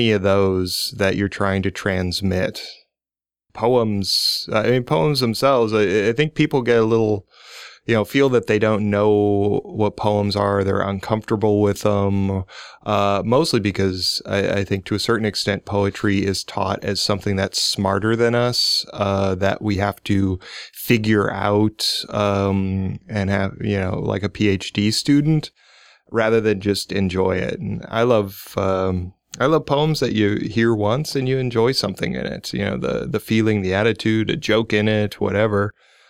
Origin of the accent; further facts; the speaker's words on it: Omaha, Nebraska, United States; moved away; I'm originally from Omaha. I moved back in the 90s